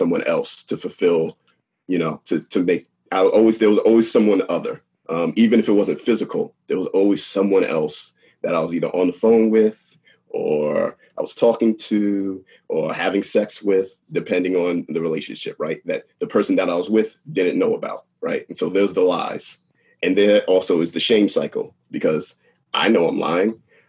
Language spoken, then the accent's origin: English; Long Island, New York, United States; I'm from Long Island